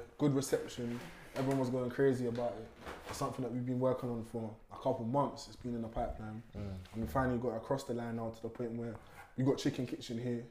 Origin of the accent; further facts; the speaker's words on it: London, United Kingdom; We're from West London as well